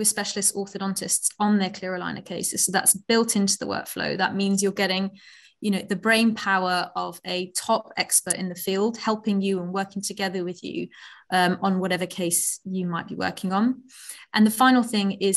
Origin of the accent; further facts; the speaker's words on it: Netherlands; moved away as an adult; also born or lived in Oxford, United Kingdom; now in London, United Kingdom; I am from the Netherlands originally. I came to the UK to Oxford about 15 years ago to read medicine.